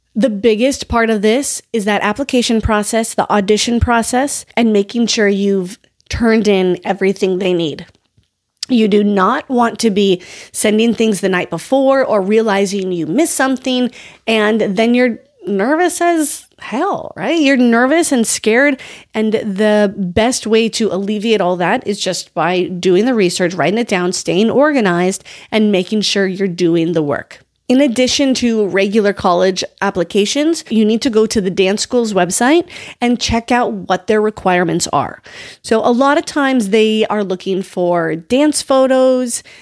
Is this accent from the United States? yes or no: yes; North Dakota, United States; that's still an eight hour drive from my hometown